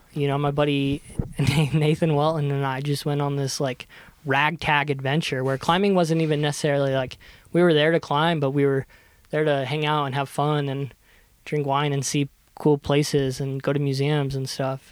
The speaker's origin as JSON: {"language": "English", "region": "Kentucky", "country": "United States", "tie": "born or raised there", "moved": "as an adult", "said": "I grew up in Kentucky"}